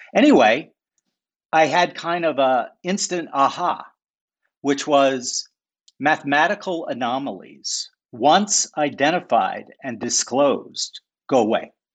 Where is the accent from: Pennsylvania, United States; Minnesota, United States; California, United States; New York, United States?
Minnesota, United States; St. Paul; I grew up in St. Paul, Minnesota.